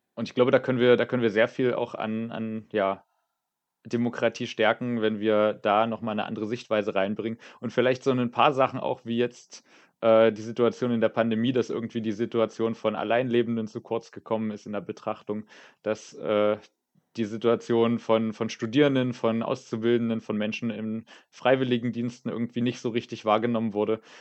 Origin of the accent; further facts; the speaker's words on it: Saxony-Anhalt, Germany; now in Potsdam, Germany; Ich bin in Sachsen-Anhalt aufgewachsen